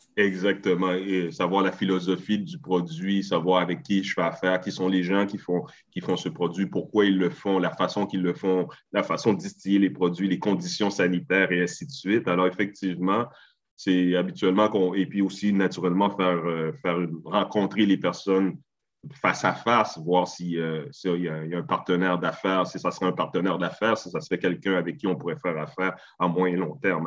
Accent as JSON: {"language": "French", "town": "Montreal", "region": "Quebec", "country": "Canada", "tie": "born or raised there", "said": "je suis né à Montréal, d'origine haïtienne"}